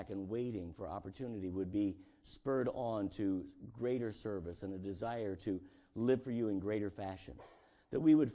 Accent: Indiana, United States; this is like for, for poor folk, you know, from southern Indiana. You know, we, we were raised on Gravy

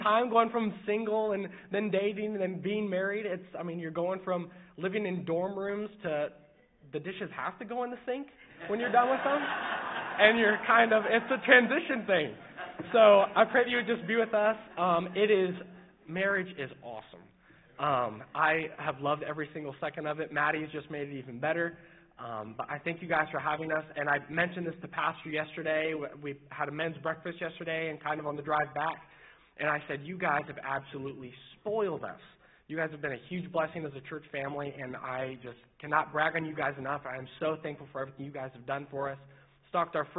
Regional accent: Mooresville, Indiana, United States; also born or lived in Martinsville, Indiana; I'm born in Indiana. I grew up in Mooresville and Martinsville area

